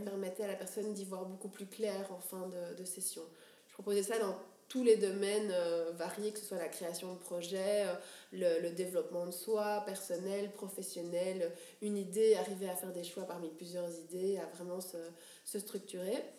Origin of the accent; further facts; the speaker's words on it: Brussels, Brussels-Capital Region, Belgium; also born or lived in Geneva; D'où je viens bah, Je viens d'ici, de Bruxelles. à Bruxelles. Euh, je suis belge d'origine, deux parents belges